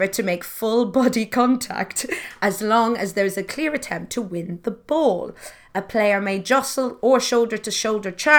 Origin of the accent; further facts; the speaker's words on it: Newbridge, Leinster, Ireland; in my town of Newbridge, there are two teams.